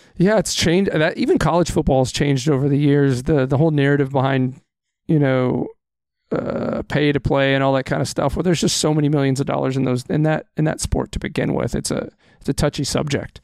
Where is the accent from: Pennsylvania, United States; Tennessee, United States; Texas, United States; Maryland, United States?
Texas, United States; now in Wisconsin, United States; I was born and raised in Texas